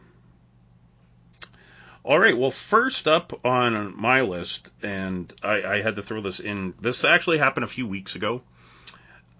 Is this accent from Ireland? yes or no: no; Canada; I'm Canadian